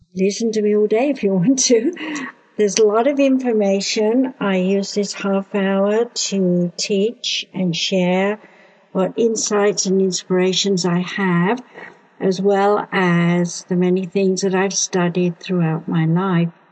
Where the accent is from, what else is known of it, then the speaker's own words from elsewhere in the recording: United Kingdom; I being British